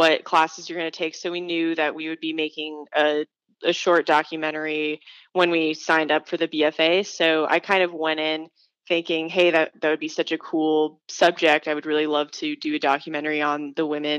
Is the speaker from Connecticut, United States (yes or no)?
no; Tucson, Arizona, United States; I'm from Tucson, and I grew up going to a lot of sporting events with my parents.